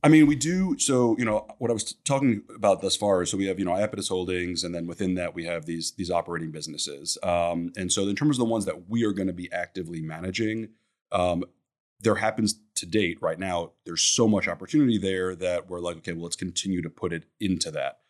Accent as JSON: {"language": "English", "town": "New York City", "region": "New York", "country": "United States", "tie": "born or raised there", "moved": "as an adult", "lives_now": "Houston, United States", "said": "I'm born and raised in New York City."}